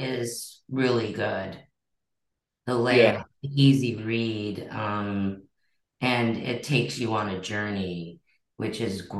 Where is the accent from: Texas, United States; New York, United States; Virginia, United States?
New York, United States; New Rochelle; also born or lived in Riverdale, the Bronx; We drove down there from New Rochelle. I grew up in New Rochelle.